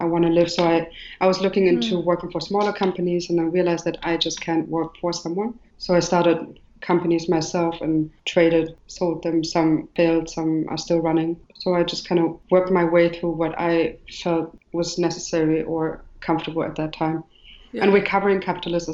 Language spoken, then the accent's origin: English; Germany; moved away as an adult; also born or lived in Marrakech, Morocco / Jordan / Beirut, Lebanon / Dubai, UAE; now in Berlin, Germany; I'm Moroccan. I was raised in Germany mainly.